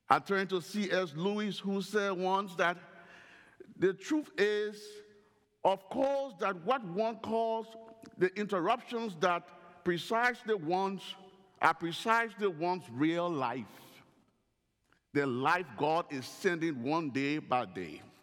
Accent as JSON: {"language": "English", "region": "Northern Liberia", "country": "Liberia", "tie": "born or raised there", "said": "While living in Liberia, growing up in the Royal Ambassador Program in Northern Liberia"}